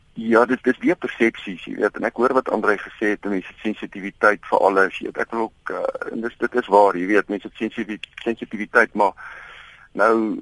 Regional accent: South Africa; as Suid-Afrikaners

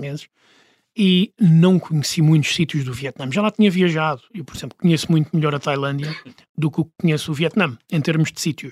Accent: Portugal; moved away as an adult; Eu tinha 37 quando saí de Portugal

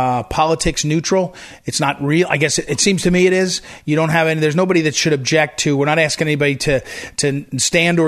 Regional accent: Western New Jersey, United States; I grew up in New Jersey, Western New Jersey, but I went to high school in Jersey City

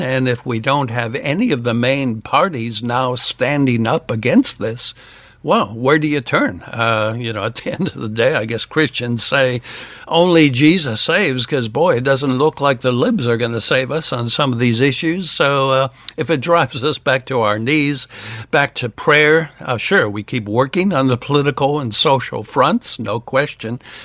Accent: United States; now in Australia; I'm an American

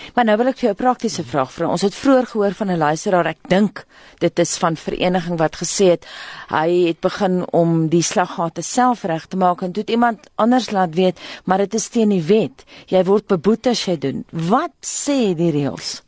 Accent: Belfast, Mpumalanga, South Africa; moved away; My tuisdorp Belfast in Mpumalanga

